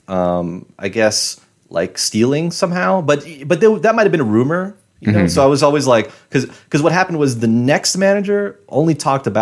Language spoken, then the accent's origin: English; New York City, New York, United States; I'm from Queens